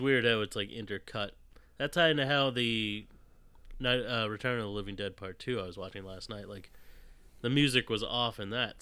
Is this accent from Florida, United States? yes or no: yes; Fort Myers, Florida, United States; I was born in Fort Myers